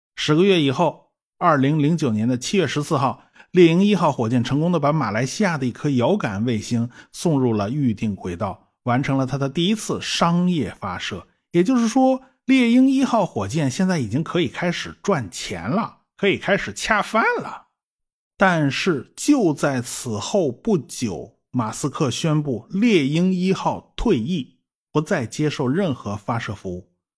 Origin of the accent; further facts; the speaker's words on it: China; 我们中国人热热闹闹地迎接杨利维凯旋归来的时候